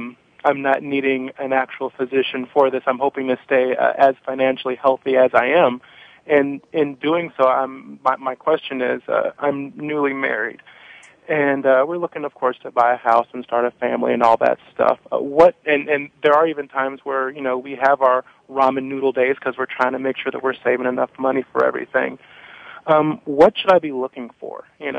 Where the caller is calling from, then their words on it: Chicago, Illinois, United States; I'm from Chicago.